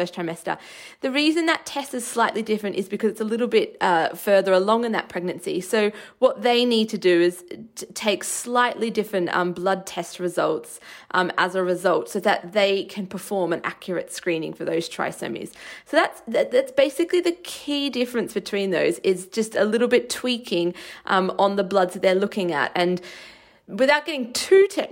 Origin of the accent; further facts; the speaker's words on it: Australia; moved away; where I grew up in Australia